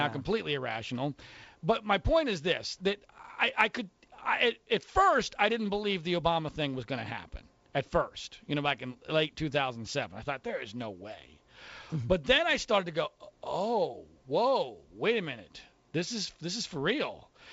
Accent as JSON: {"language": "English", "town": "Philadelphia", "region": "Pennsylvania", "country": "United States", "tie": "born or raised there", "moved": "yes", "lives_now": "California, United States", "said": "I grew up in the Philadelphia area"}